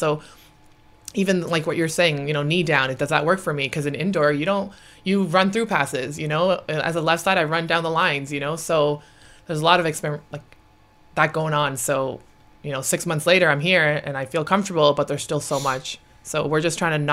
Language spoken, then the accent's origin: English; Canada; I'm Canadian